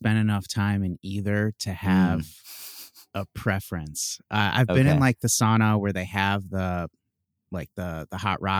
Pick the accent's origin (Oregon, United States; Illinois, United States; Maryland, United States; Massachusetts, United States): Illinois, United States; Chicago; I'm from Chicago